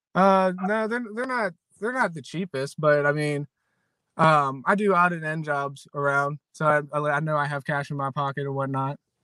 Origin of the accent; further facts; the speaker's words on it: Williamsport, Maryland, United States; I grew up in Maryland. I'm born and raised in Maryland, in Williamsport, Maryland. I've been here my whole life